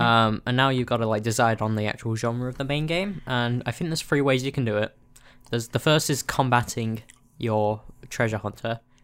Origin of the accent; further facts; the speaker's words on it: United Kingdom; we're both British